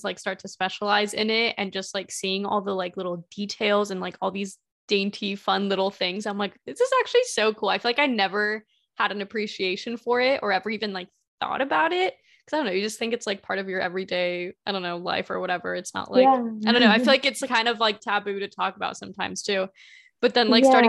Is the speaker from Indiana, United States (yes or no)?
yes; Indiana, United States; I've lived in Indiana basically my entire life